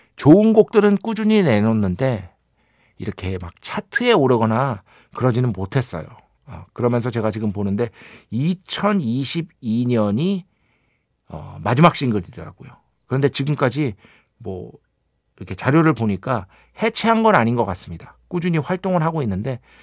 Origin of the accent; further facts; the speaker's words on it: Seoul, South Korea; 서울 사람인데